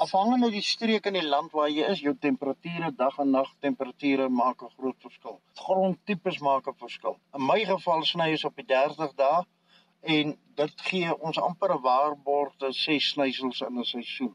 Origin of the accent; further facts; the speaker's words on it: South Africa; also born or lived in Potchefstroom district, North West; now in Potchefstroom, South Africa; ek het in die Karoo groot geword tussen Hollison en Vryseburg. Dis so in die middel tussen Kalvinia en Beaufort West